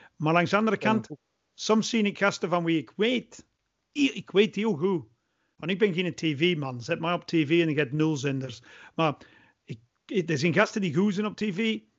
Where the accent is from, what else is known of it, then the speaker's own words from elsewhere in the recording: England, United Kingdom; Dutch is a second language; now in Belgium; ik blijf Engelsman